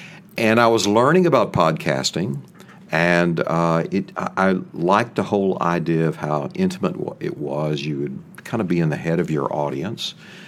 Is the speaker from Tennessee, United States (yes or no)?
no; Paris, Texas, United States; and so Bill was from Marshall, Texas, and I'm from Paris, Texas. Same, you know, makeup of everything. And then, you know, as I started doing television, it started going away, and living up east, it went away.